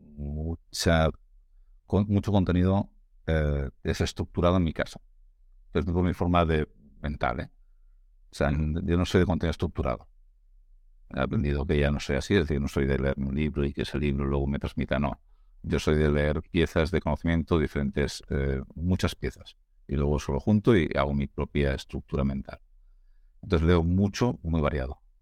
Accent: Navarre, Spain; now in Catalonia, Spain; soy un, navarro viviendo en, Cataluña

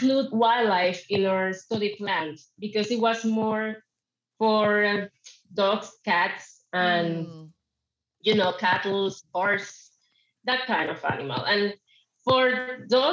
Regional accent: Panama; I am from Panama

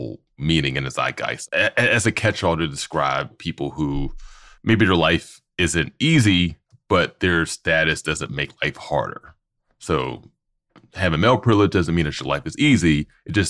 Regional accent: Pittsburgh, Pennsylvania, United States; I'm from Pittsburgh, you know, Western PA.

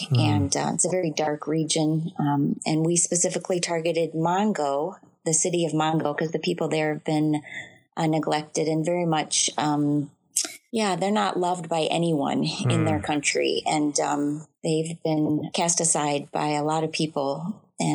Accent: Michigan, United States; moved away as an adult; also born or lived in Hong Kong; now in Togo; my path to missions really started as a child growing up in Michigan in a wonderful church that was very missions focused.

